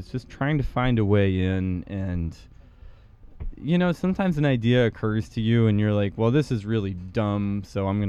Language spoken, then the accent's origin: English; United States; I'm from America